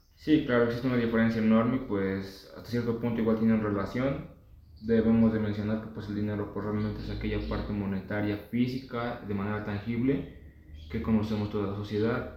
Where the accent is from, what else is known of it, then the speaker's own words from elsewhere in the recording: Mexico; pues como mexicano